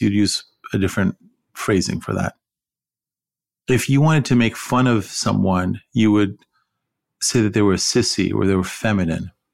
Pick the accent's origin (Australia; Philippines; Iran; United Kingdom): Iran; also born or lived in California; now in United States; someone say, "Where are you from?" And I'd say, "Iran."